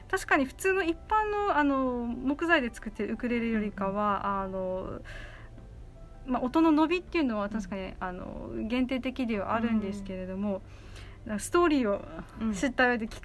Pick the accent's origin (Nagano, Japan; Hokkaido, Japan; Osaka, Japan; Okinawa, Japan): Okinawa, Japan; Naha; 私も那覇出身なんですけど全然首里ではあのないんですけど